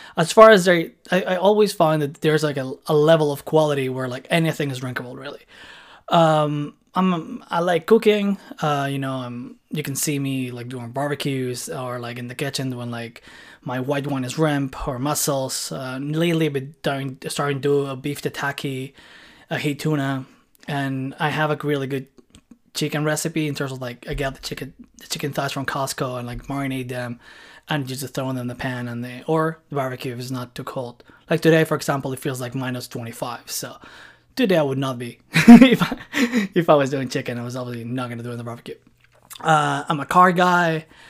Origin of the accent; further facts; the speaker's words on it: Barcelona, Catalonia, Spain; moved away as an adult; now in Montreal, Canada; I was born and lived in Barcelona for two and a six years, and I've been living in Montreal now for, like, around six years.